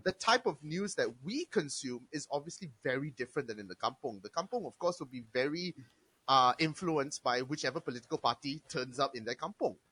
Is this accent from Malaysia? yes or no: yes; Malaysia; I'm Malaysian